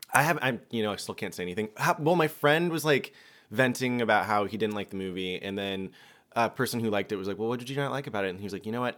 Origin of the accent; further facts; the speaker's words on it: Georgia, United States; I'm from Georgia, and we smile at people